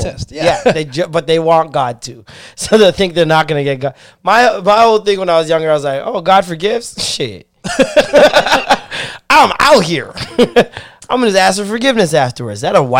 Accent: Ontario, Canada; people in Canada, outside of Ontario, talk about us like we're American.

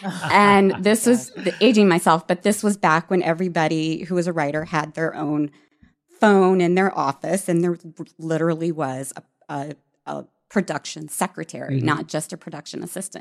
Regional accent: Virginia, United States; moved away as an adult; now in Los Angeles, United States; I grew up in Virginia

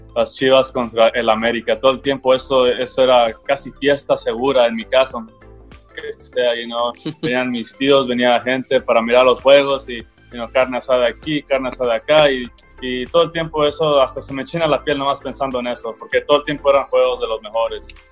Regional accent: United States; also born or lived in Butte College / Hawaii; siendo nacido aquí en los Estados Unidos, puedo mirar las dos, las dos formas de vivir como estadounidense y, y como mexicano

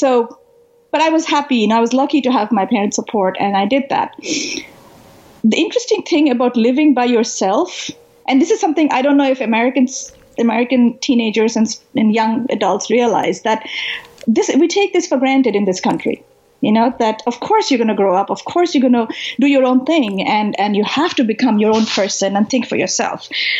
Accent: Kolkata, West Bengal, India; moved away as an adult; also born or lived in New Delhi; So I grew up, I was born in Calcutta in India, in eastern India, and I lived there for the first 18 years of my life. I left Calcutta after high school to go to college in New Delhi.

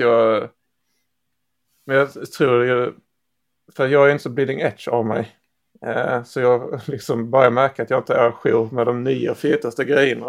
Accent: Skåne, Sweden; det här skånska ärret

